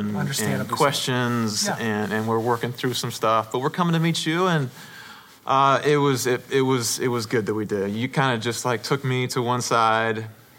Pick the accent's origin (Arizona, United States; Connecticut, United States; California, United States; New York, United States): California, United States; Paramount; I was born in Southern California, Paramount, California. Oldest of four boys, born into a family that preachers, my grandfather, my dad, my brother, cousins